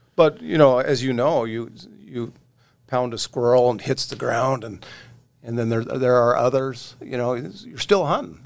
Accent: Oregon, United States; moved away as an adult; now in North Dakota, United States; I grew up in Oregon, and, uh, and like I said, and grew up with a fly rod in my hand

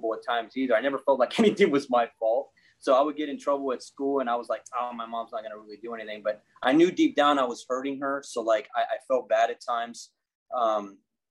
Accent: Corpus Christi, Texas, United States; I grew up in South Texas, in a town called Corpus Christi.

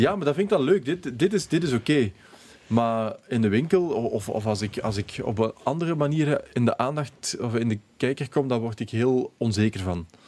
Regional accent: Limburg, Belgium; ik ben van Limburg

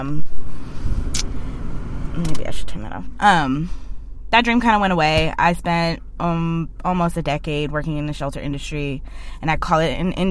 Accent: Cleveland, Ohio, United States; moved away as an adult; now in Portland, United States; I'm originally from Cleveland, Ohio

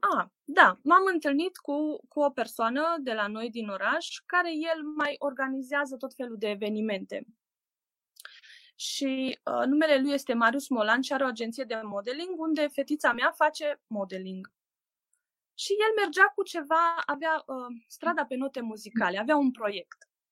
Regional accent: Oradea, Bihor County, Romania; sunt din Oradea

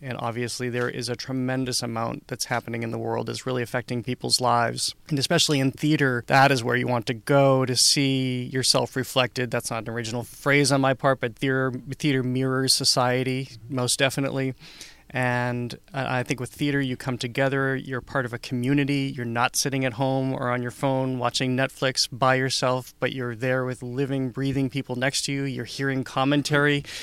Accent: Upton, Massachusetts, United States; I grew up in Upton, Massachusetts

